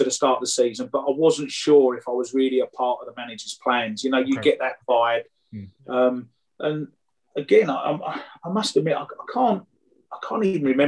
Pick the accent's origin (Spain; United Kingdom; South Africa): United Kingdom; London; my hometown club